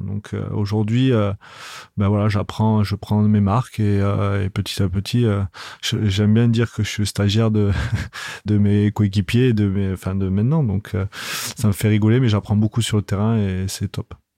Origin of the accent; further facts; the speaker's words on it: Toulouse, Occitania, France; je suis né à Toulouse